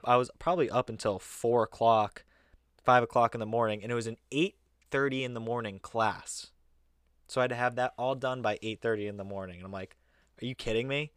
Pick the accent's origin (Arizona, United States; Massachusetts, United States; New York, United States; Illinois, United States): Massachusetts, United States; we come from Mass